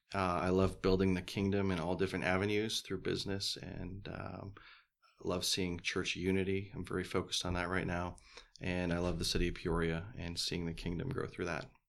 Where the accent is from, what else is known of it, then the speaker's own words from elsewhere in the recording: Canada; moved away; I'm originally from Canada